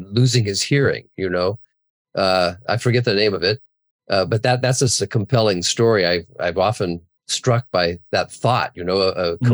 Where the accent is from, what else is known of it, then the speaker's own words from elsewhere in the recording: Santa Barbara, California, United States; I grew up in the Santa Barbara area.